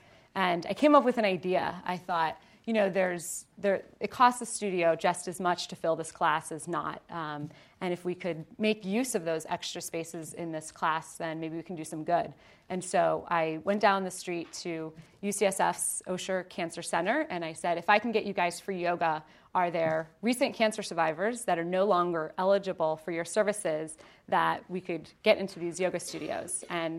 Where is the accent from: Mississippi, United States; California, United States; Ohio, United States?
Ohio, United States; So, quick background on me, born and raised in Ohio. Any Ohioans? Yay!